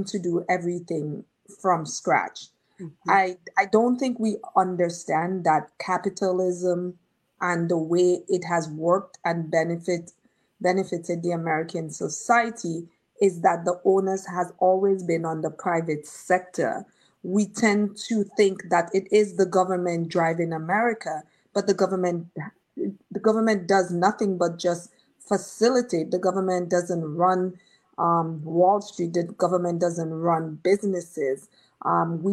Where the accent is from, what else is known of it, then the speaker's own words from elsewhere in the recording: Dominica; moved away; us from Dominica